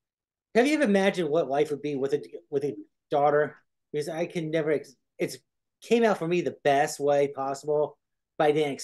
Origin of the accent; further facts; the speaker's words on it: Brookline, Vermont, United States; I'm from Brookline. I'm like 20 minutes outside of Brattleboro.